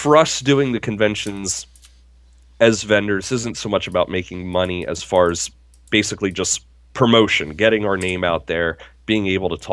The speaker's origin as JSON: {"language": "English", "town": "Harrisburg", "region": "Pennsylvania", "country": "United States", "tie": "born or raised there", "said": "my hometown, Harrisburg"}